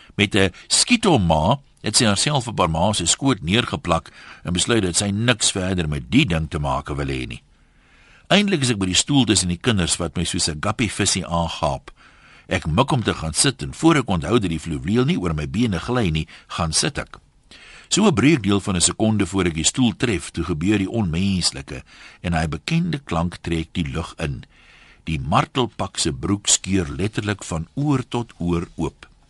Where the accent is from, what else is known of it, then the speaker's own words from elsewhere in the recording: South Africa; ons as Suid-Afrikaners